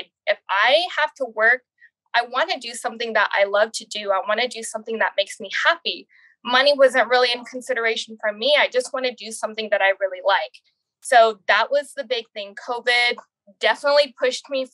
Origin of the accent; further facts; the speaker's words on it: San Antonio, Texas, United States; I'm from San Antonio, Texas.